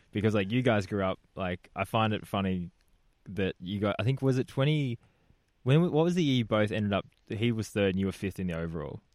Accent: Australia; being Australian

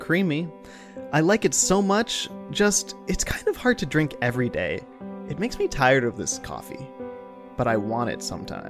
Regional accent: Ohio, United States; also born or lived in Austria; I'm from Ohio. I have shot a gun before.

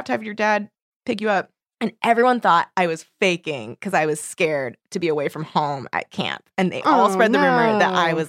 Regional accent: Torrance, California, United States; I grew up in Torrance.

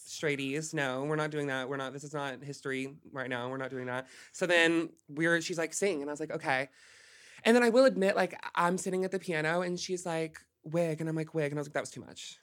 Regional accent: Hot Springs, Arkansas, United States; moved away as an adult; now in Los Angeles, United States; Arkansas. I'm from Arkansas

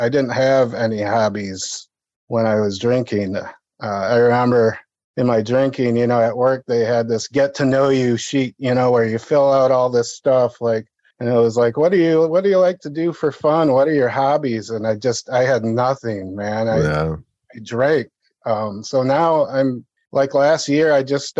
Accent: Toledo, Ohio, United States; I am from Holy Toledo, Ohio

